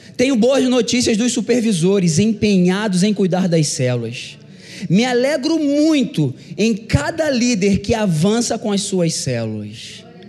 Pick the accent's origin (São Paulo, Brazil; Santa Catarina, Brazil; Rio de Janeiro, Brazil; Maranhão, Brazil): Rio de Janeiro, Brazil; Eu sou carioca